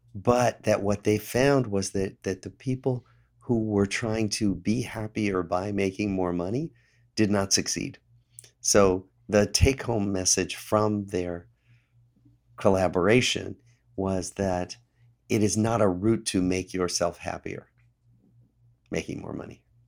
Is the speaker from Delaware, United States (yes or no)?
no; Des Moines, Iowa, United States; moved away as an adult; I grew up in Des Moines, Iowa